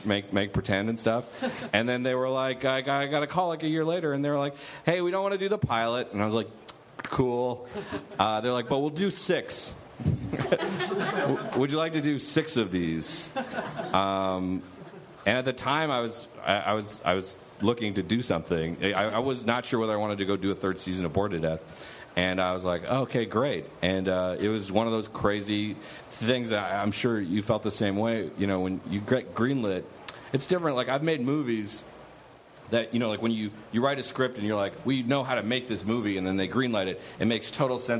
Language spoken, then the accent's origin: English; Canada; I'm Canadian